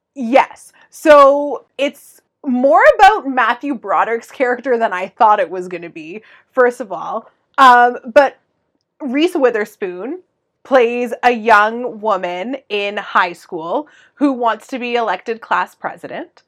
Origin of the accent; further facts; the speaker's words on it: Canada; we're Canadian